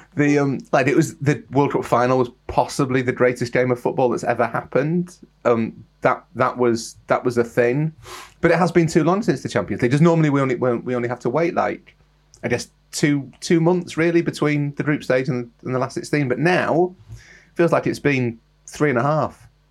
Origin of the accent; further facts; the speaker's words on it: England, United Kingdom; I'm English